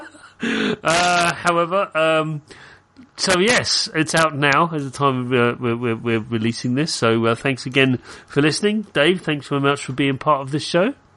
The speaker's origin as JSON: {"language": "English", "country": "United Kingdom", "said": "I'm British."}